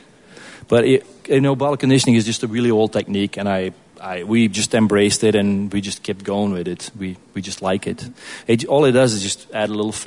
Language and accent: English; Belgium; moved away as an adult; now in Kansas City, United States; I grew up in Belgium, and they're probably going to sue me if I say that, but I drank beer growing up